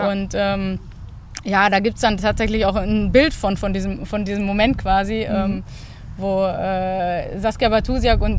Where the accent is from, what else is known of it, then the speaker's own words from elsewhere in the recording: Bochum, North Rhine-Westphalia, Germany; so als echtes Kind des Ruhrgebiets. {S1} Ja. Und {S0} ich, äh, ja, wie gesagt, meine Wurzeln hier habe, ähm, in Bochum geboren bin, auch nach wie vor Bochumerin bin